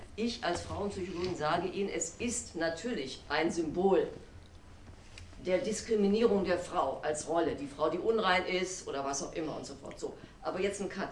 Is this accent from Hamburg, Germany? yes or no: no; Wuppertal, North Rhine-Westphalia, Germany; moved away; also born or lived in Paris / Berlin; ich bin zwar gebürtige Wuppertalerin, aber ich pendel seit geraumer Zeit zwischen Paris und Berlin.